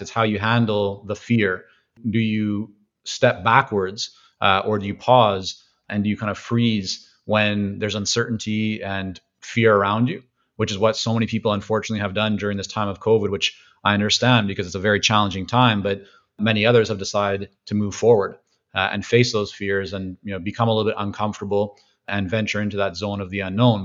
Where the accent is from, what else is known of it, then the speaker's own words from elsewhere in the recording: Vancouver, British Columbia, Canada; also born or lived in Toronto / Israel; growing up in Vancouver, very heavy Asian influence